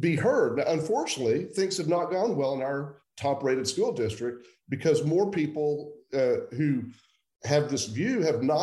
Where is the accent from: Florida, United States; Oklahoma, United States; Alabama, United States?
Oklahoma, United States; suburb of Oklahoma City, Central; So I grew up in Central Oklahoma. I was born in 1961, so I'm 60 years old. I grew up largely in a suburb of Oklahoma City